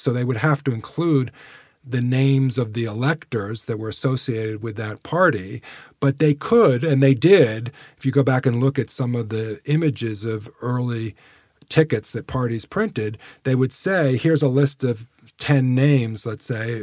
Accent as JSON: {"language": "English", "country": "United States", "said": "we, as Americans"}